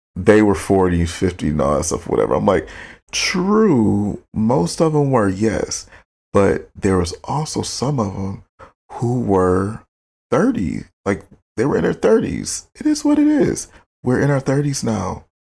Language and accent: English; Detroit, Michigan, United States; moved away as an adult; now in Los Angeles, United States; I'm from Michigan. I love being born and raised in Michigan. It's a beautiful state, gorgeous, amazing history, especially coming from Detroit